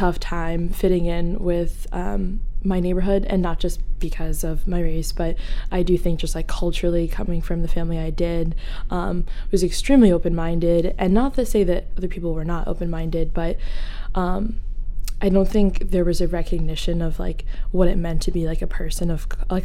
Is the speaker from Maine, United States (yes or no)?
yes; Portland, Maine, United States; I grew up kind of like North Deering area, so kind of like suburbia